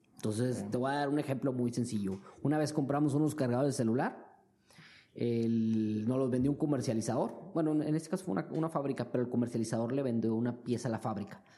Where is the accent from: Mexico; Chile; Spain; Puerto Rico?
Mexico; moved away as an adult; now in China; como mexicanos